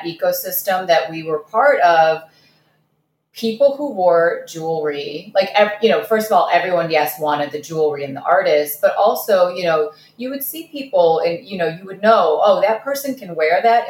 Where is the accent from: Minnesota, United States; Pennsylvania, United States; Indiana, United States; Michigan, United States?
Michigan, United States; Detroit; English is a second language; also born or lived in Kazakhstan; we landed right in Detroit of the 1980s. I didn't speak English